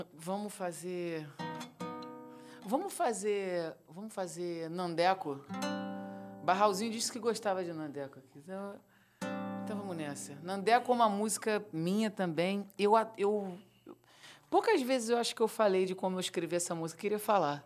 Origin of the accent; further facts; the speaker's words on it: Mesquita, Rio de Janeiro, Brazil; fui criado em Mesquita. A, a, minha primeira infância toda.